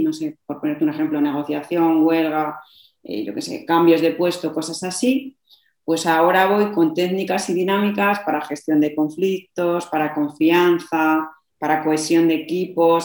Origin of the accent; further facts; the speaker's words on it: Madrid, Community of Madrid, Spain; now in Logroño, Spain; Yo vivo en Logroño, aunque soy de Madrid